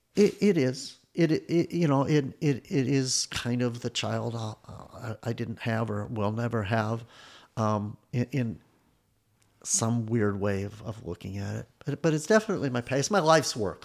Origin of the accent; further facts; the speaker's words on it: Evanston, Illinois, United States; I grew up in Evanston